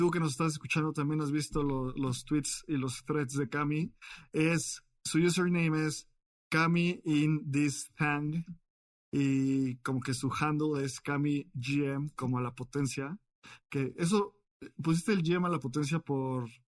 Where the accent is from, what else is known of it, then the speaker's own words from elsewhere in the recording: Colombia; now in United States; yo soy colombiana, yo eh, viviendo en Estados Unidos